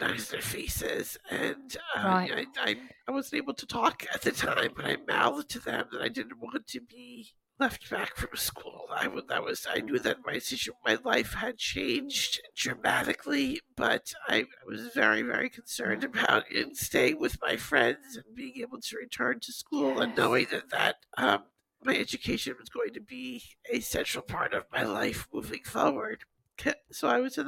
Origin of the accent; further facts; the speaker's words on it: Long Island, New York, United States; I grew up here on Long Island in New York, a little bit east of New York City